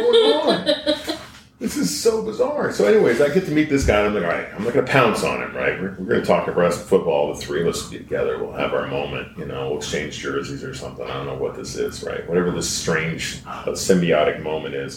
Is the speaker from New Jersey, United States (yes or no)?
no; Lincoln, Nebraska, United States; I was born in Lincoln, Nebraska, and so I've just been a Husker fan my whole life.